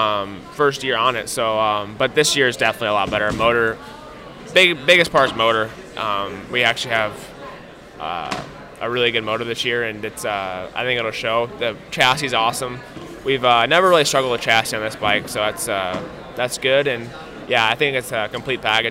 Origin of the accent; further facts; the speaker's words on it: Midwest, United States; also born or lived in Illinois; I'm from the Midwest, so it's kind of a home race